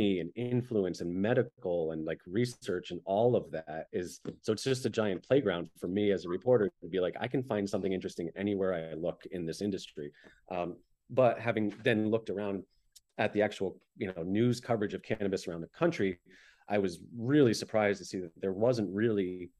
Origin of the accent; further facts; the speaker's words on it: Middletown, New York, United States; moved away as an adult; also born or lived in San Diego, California; now in Syracuse, United States; I actually grew up in Orange County and Middletown, New York, and then moved to California for 10 years